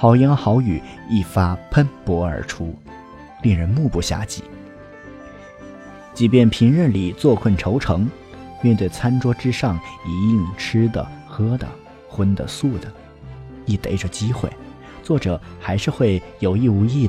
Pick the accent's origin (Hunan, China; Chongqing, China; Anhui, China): Anhui, China; moved away as an adult; now in Beijing, China; 就像我一个安徽人，在北京这么大的城市生活了四分之一个世纪， 每每想到我老家淮河岸边的菜肴，还是难免食指大动。